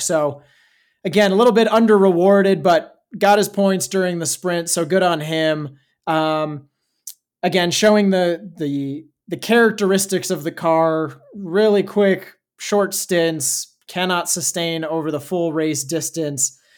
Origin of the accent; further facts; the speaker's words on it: Arizona, United States; Growing up in Arizona